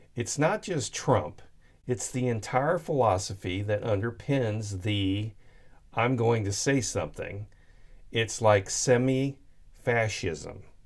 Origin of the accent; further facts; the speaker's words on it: Sullivan, Missouri, United States; It was a church in Sullivan, Missouri, which is just a few miles past us. It's actually my hometown